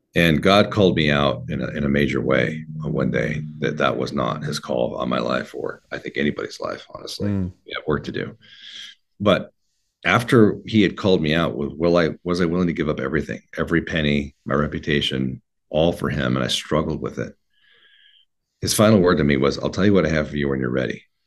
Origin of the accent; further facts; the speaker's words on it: Oregon, United States; I was raised in Oregon.